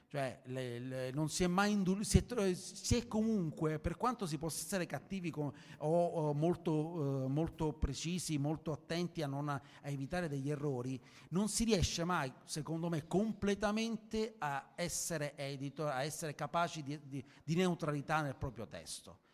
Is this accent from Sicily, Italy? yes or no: yes; Sicily, Italy; io sono siciliano e sono abituato ai suc, sono abituato ai mercati, ai mercati confusionari